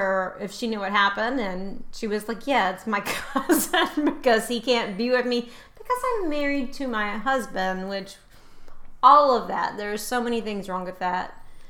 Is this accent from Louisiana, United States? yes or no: yes; Louisiana, United States; I am from the South, and I am from further south than you are. I am from almost as far south as you can get.